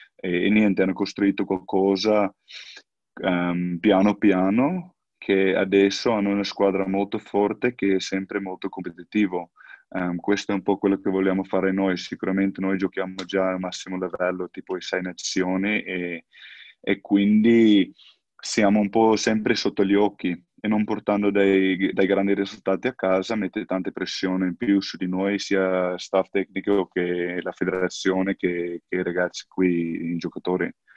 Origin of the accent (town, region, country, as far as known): South Africa; Italian is a second language; moved away as an adult; now in Italy